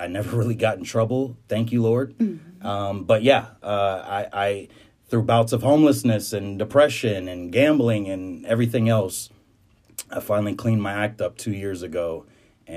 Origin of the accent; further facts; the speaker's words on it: Houston, Texas, United States; I am from Houston, Texas, more down towards Clear Lake, Pearland area